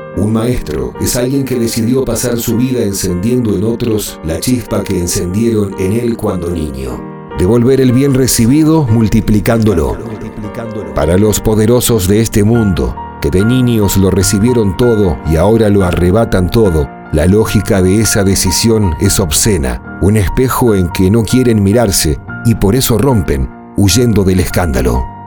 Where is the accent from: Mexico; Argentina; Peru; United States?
Argentina; Mi país natal, Argentina